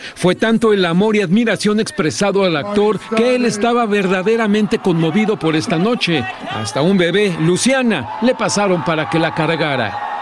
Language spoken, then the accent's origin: Spanish; Mexico; como los mexicanos hacemos